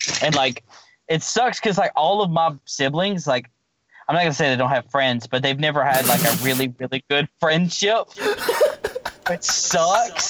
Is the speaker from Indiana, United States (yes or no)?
no; Mississippi, United States; moved away as an adult; also born or lived in Alabama; now in Texas, United States; We moved from Alabama to Mississippi